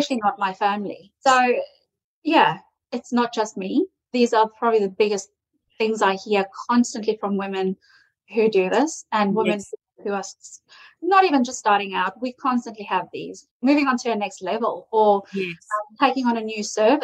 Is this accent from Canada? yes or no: no; South Africa; moved away; I'm South African.